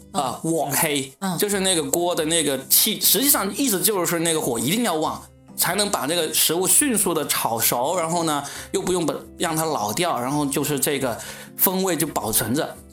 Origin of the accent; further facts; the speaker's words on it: Guangdong, China; 作为一个广东人